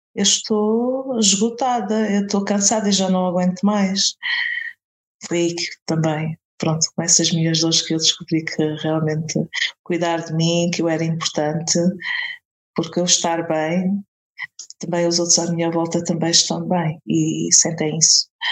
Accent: a village near Castelo Branco, Centro, Portugal; eu sou de Castelo Branco, uh, não sou de Castelo Branco, sou de uma aldeia é perto, mas pronto, a cidade onde vivo é em Castelo Branco

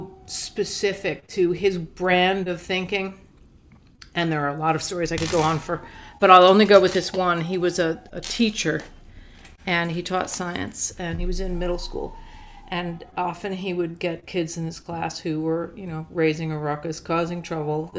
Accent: Montclair, New Jersey, United States; I grew up in Montclair, New Jersey

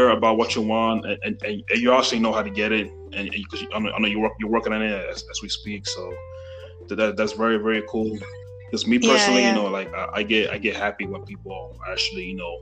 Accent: New York, United States; I'm from New York

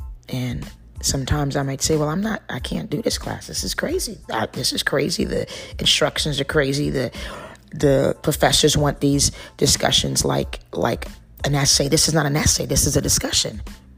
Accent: East Coast, United States; I'm glad to be back on the East, because I'm from the East.

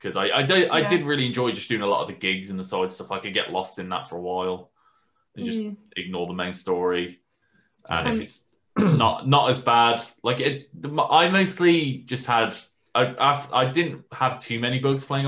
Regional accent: England, United Kingdom; I'm also English

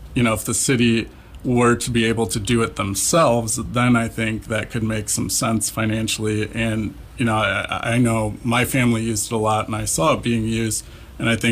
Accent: LaPorte, Indiana, United States; I'm from LaPorte. I grew up here

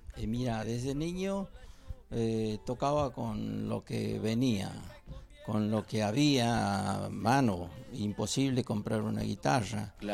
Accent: Santiago del Estero, Argentina; santiagueño también

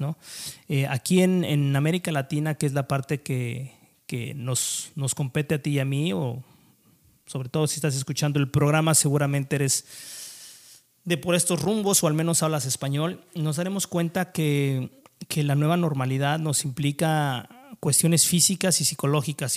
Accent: Mexico

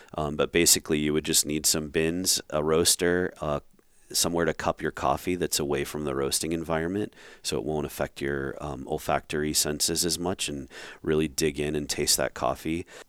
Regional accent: Rhode Island, United States; moved away; I grew up in Rhode Island

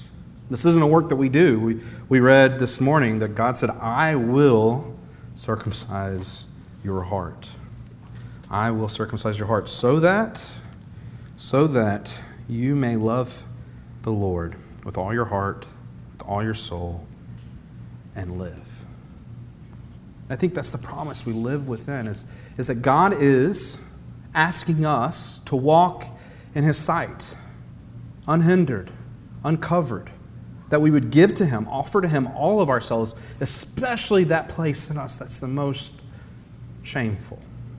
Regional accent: the South, United States; as one of my mom's friends, and I'm from the South, but she said, you know, …, he sounds like a Yankee now.

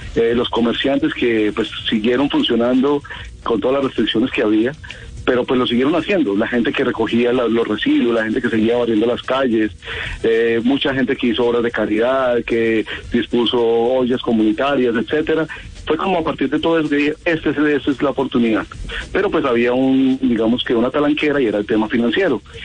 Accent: Quimbaya, Quindío, Colombia; also born or lived in Pereira; yo me crié en Quimbaya. Yo nací en Pereira, pero yo me crié en Quimbaya desde los tres años

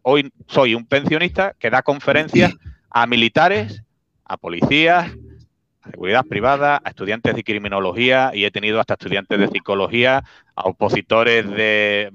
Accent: Spain; Spain, España, Spain.

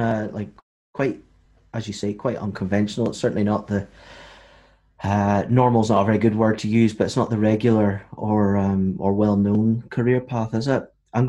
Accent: Northern Ireland, United Kingdom; also born or lived in Aberdeen, Scotland; I'm from Northern Ireland

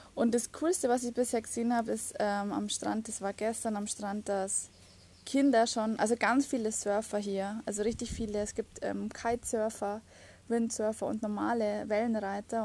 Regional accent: Germany; bei uns in Deutschland

